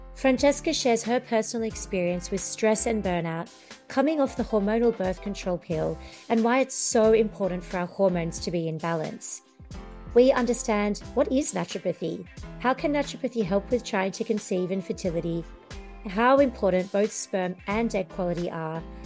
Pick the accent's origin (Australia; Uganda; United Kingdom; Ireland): Australia; moved away; I'm an Australian, you're a fellow Antipodean